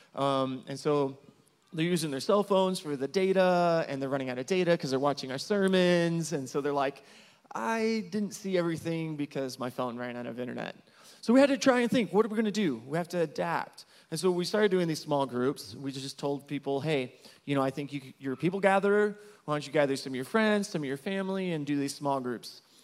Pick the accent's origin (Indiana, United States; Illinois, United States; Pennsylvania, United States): Illinois, United States; Marion; moved away as an adult; also born or lived in Champaign, Illinois; now in Zacatecas, Mexico; I'm originally from Southern Illinois, from Marion